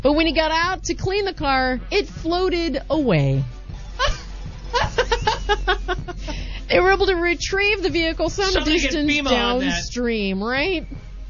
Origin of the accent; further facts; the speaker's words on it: Missouri, United States; moved away; also born or lived in Orange County, California; I'm from there. Oh, I'm not from Hannibal, but I'm from Missouri